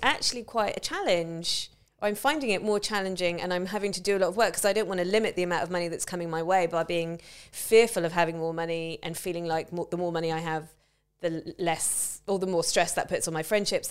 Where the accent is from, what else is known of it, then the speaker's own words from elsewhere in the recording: England, United Kingdom; I'm white and I'm a woman and I'm English